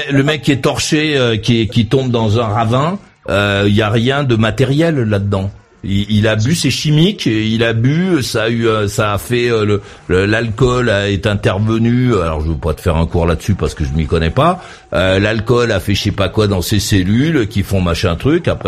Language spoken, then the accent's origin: French; Madagascar; Moi, je viens euh, de Madagascar où je suis resté assez longtemps.